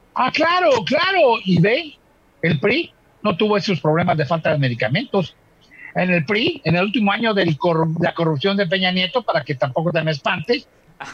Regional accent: Mexico; Somos mexicanos

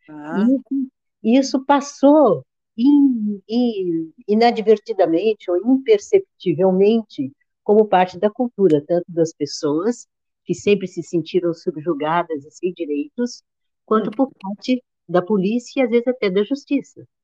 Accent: São José dos Campos, São Paulo, Brazil; na minha infância toda, lá no Ita, lá em São José dos Campos

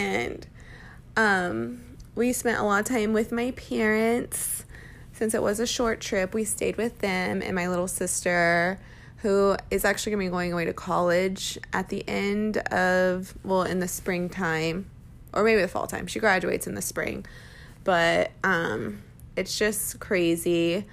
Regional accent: Round Rock, Texas, United States; moved away as an adult; now in Arizona, United States; my hometown is really awesome. I'm from Round Rock, Texas

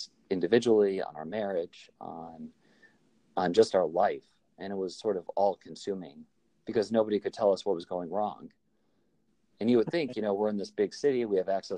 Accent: outside of Chicago, Illinois, United States; we grew up outside of Chicago

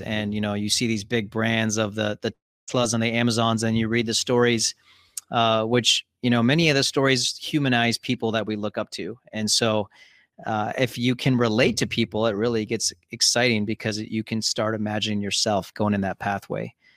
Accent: Columbus, Ohio, United States; also born or lived in Cincinnati, Ohio / Chicago, Illinois; I'm actually speaking from Columbus, Ohio, and pretty much grew up here.

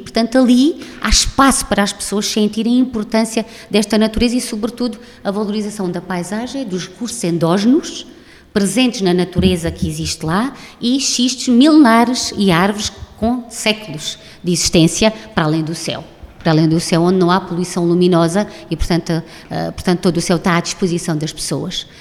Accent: Alentejo, Portugal; nós, enquanto alentejanos e enquanto portugueses

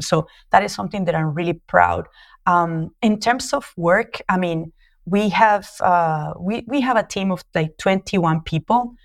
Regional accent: Colombia; accent: Latino; English is a second language; moved away as an adult; also born or lived in New York, United States; now in Mozambique; as you can tell from my accent, I'm Latino, so I'm a Colombian industrial designer

